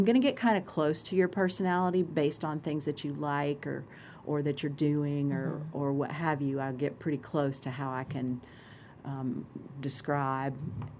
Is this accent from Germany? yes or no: yes; Germany; born there; Like, for example, I was born in Germany.